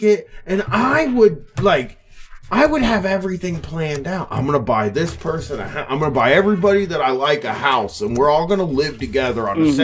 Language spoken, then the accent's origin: English; Columbus, Ohio, United States; In my hometown area of Columbus